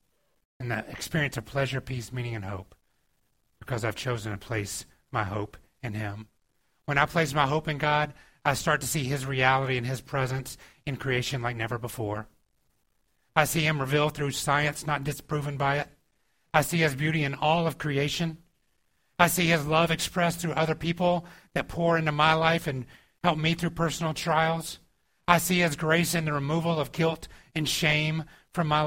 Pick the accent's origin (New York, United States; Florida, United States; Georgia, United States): Georgia, United States; moved away; I grew up in the South and in Georgia